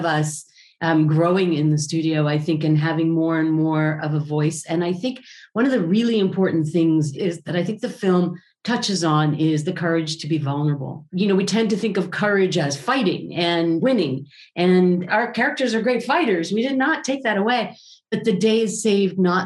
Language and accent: English; Israel; I come from Israel